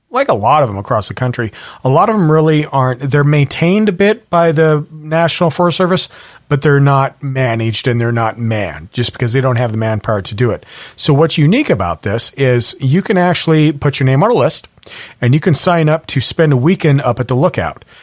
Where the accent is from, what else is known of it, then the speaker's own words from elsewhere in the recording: Montana, United States; now in Washington, United States; I was born in Montana and, and I would have fires like it's a fire season